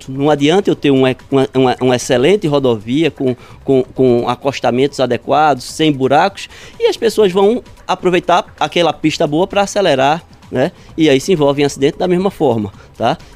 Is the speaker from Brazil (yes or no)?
yes; Recife, Pernambuco, Brazil; Eu sou recifense, recifense.